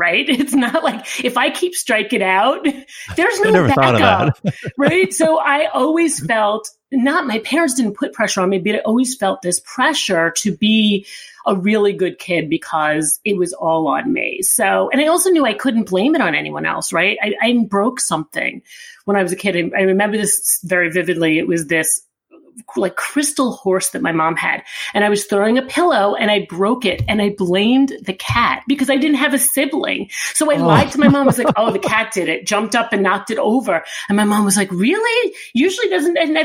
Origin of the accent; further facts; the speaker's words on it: Long Island, New York, United States; now in New York City, United States; we grew up Italian family on Long Island.